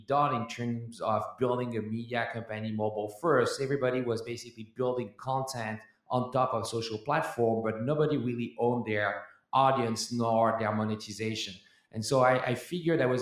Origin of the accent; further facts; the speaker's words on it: France; now in United States; I was born and raised in France